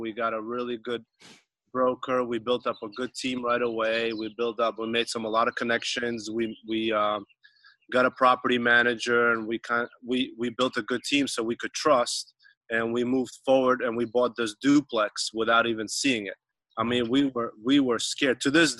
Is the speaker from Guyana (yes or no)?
no; East Coast, United States; So originally we're from the East Coast, my wife and I and three kids. We are right now reside in Southern California.